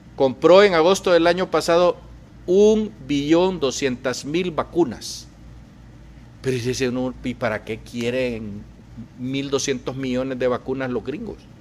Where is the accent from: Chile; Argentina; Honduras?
Honduras; now in United States; lo que estamos viviendo los hondureños